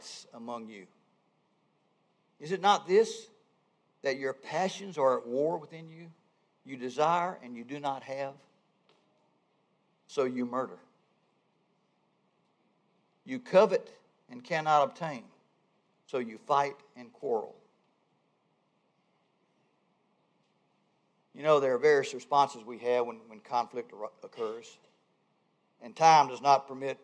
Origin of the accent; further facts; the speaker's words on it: Georgia, United States; moved away as an adult; also born or lived in Albany, Georgia; now in North Carolina, United States; I grew up in the South. Georgia.